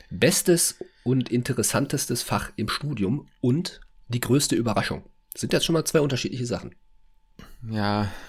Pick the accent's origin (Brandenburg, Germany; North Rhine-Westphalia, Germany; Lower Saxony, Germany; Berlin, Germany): Berlin, Germany; Ich komme ja selber aus Berlin. Da fährt dieser ICE ja nicht.